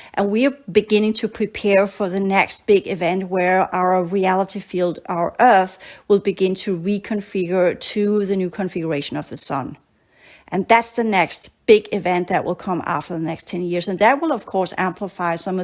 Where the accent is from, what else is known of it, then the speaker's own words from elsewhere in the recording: Denmark; moved away as an adult; also born or lived in Australia; I grew up in Denmark